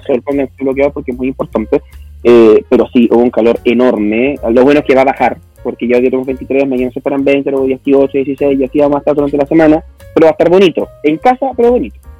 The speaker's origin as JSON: {"language": "Spanish", "country": "Chile"}